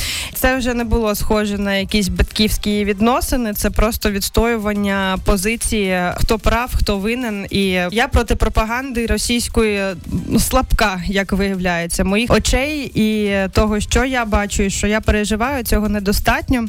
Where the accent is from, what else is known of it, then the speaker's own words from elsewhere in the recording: Krasnodar Krai, Russia; now in Ukraine; я з Кубані